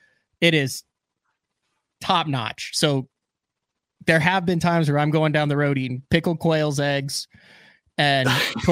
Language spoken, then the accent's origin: English; Illinois, United States; now in Oklahoma, United States; I'm a huge Casey's fan growing up in Illinois. They just put a Casey's in Shawnee, Oklahoma down the road.